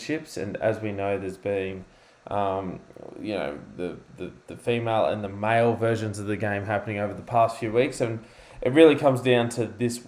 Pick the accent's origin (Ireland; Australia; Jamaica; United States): Australia; we're Australian